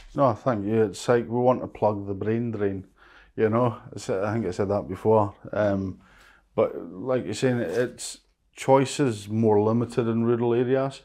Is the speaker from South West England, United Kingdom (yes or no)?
no; Lewis, Scotland, United Kingdom; also born or lived in Stornoway; I was born and brought up in Lewis, which I think is a better of, of the islands.